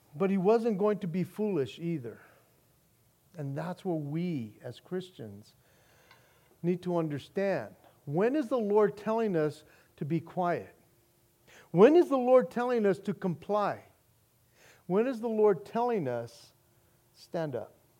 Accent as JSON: {"language": "English", "country": "United States", "said": "our rights as American citizens"}